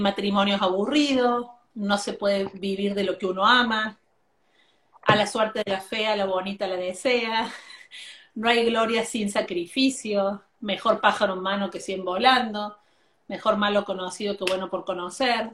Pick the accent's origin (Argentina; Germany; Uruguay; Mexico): Argentina; yo soy argentina